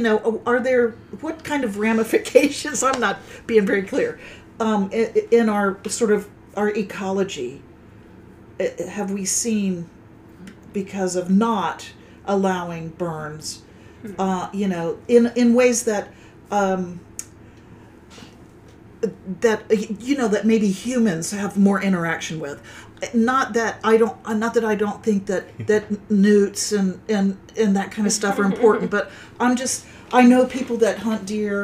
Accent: Florida, United States; moved away; When I grew up, I was born in Florida

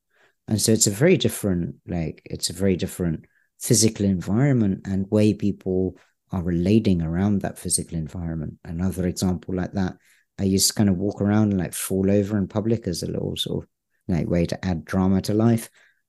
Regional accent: United Kingdom; I'm British. That doesn't come across. I was born in the UK.

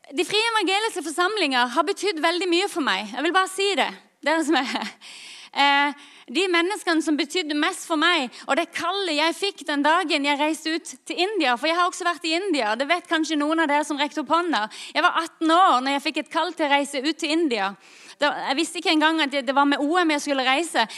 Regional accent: Lyngdal, Agder, Norway; jeg kommer fra Lyngdal

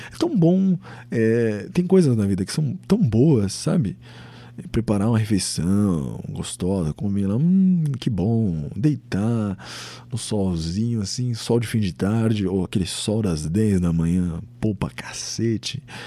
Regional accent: São Paulo, Brazil; Eu sou do estado de São Paulo. Eu nasci aqui.

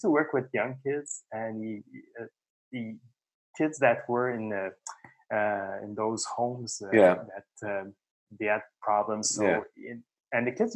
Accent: Montreal, Quebec, Canada; I grew up in the East End of Montreal

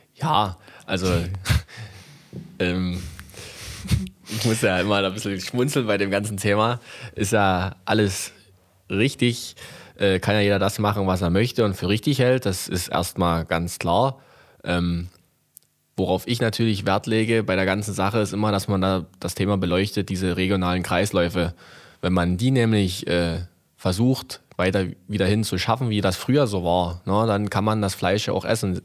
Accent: Rothenburg/Oberlausitz, Saxony, Germany; also born or lived in Mittweida; ich bin ja auch in Rotenburg groß geworden

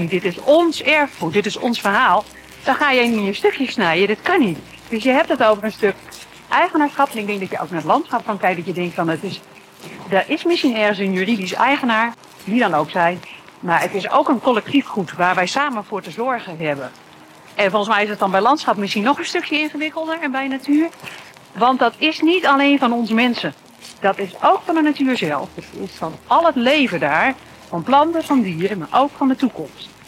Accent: Groningen, Netherlands; Maar Zeeland voelt als thuis. Als Groninger van de zeeklei.

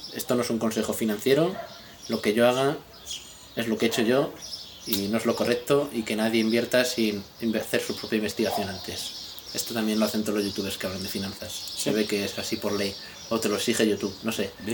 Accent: Spain; los españoles que no tenemos ni puta idea de inglés

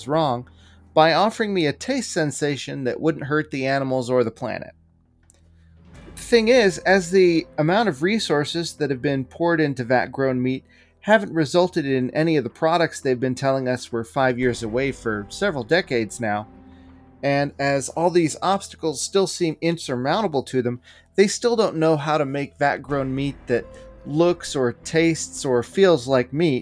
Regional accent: United States; as an American

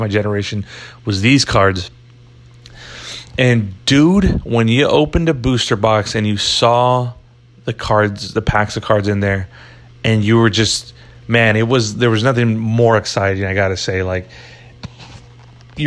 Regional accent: United States

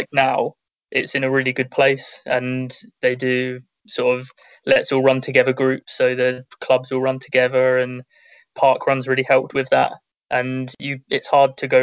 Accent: Isle of Wight, South East England, United Kingdom; moved away as an adult; also born or lived in United States / Aldershot; now in Isle of Wight, United Kingdom; when I was a youngster, I was just part of Isle of Wight AC

